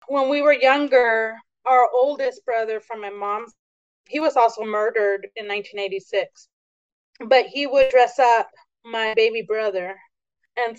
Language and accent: English; Tehachapi, California, United States; also born or lived in San Isidro; we moved from San Isidro up to Tehachapi, California